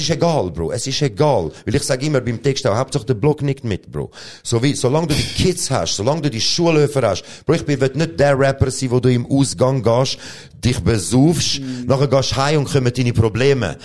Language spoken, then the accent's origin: German; Switzerland; ich bin da geboren. Erster Boden ist Schweizer Boden